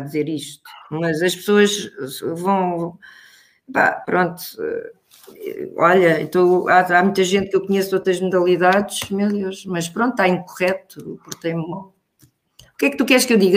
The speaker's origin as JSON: {"language": "Portuguese", "town": "Pombal", "region": "Leiria District", "country": "Portugal", "tie": "born or raised there", "moved": "yes", "said": "a minha terra, em Pombal"}